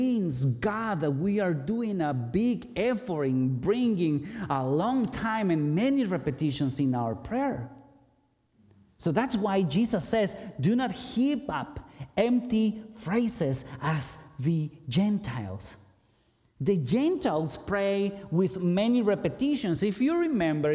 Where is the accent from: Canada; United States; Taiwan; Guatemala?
Guatemala; moved away; I grew up in Guatemala, in the Catholic Church